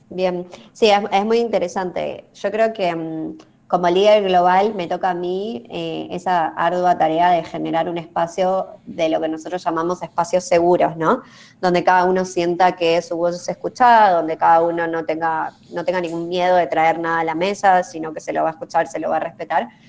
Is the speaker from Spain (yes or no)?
no; Argentina; yo como argentina latinoamericana eh, tengo una visión, ¿sí? tengo mis sesgos culturales y mis sesgos de crianza, mis sesgos de Argentina